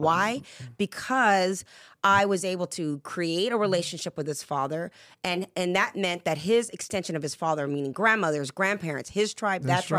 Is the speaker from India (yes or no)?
no; England, United Kingdom; born there; also born or lived in Jamaica; And I say, well, I'm Jamaican and British. And every time you put that together, you get a Puerto Rican from Brooklyn. Because everybody thinks I'm from the East Coast as well. And I was actually born in England.